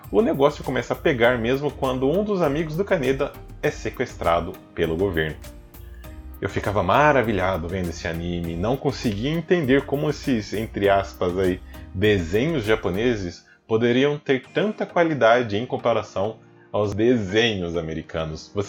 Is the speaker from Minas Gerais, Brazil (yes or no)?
no; Guariba, São Paulo, Brazil; acabaram enviando uma galerinha japonesa lá para minha cidade natal, a megalópole Guariba. Só que não, né? Na cidade bem pequena, gente.